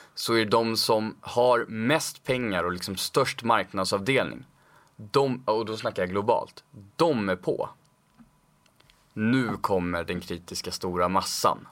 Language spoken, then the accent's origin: Swedish; Stockholm, Stockholm County, Sweden; född och uppvuxen i Stockholm